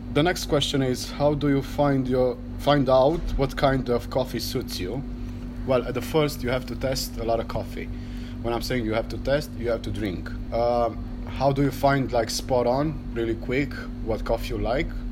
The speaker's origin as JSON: {"language": "English", "town": "Cluj-Napoca", "region": "Cluj County", "country": "Romania", "said": "I'm from Cluj, Romania"}